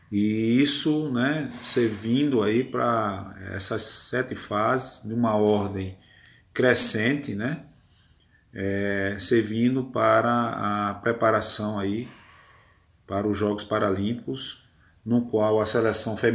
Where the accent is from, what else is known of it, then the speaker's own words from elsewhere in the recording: João Pessoa, Paraíba, Brazil; eu sou paraibano, sou de João Pessoa